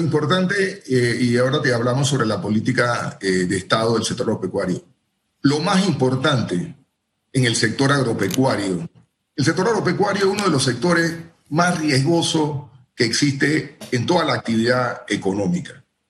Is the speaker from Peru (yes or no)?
no; Panama; los trabajos que podemos hacer como panameños